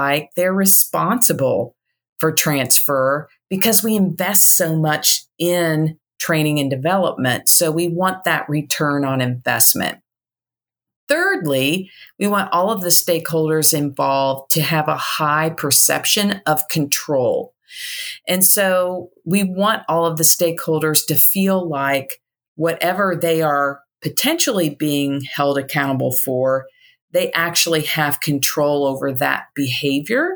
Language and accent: English; Indiana, United States; now in Chattanooga, United States; I'm originally from Indiana